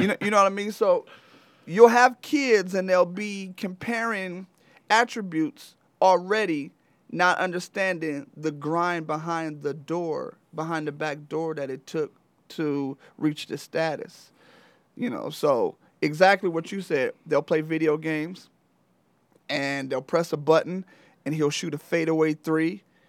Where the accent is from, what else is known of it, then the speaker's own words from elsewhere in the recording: Flint, Michigan, United States; I'm originally from Flint, Michigan. Um, I played high school basketball at Flint Central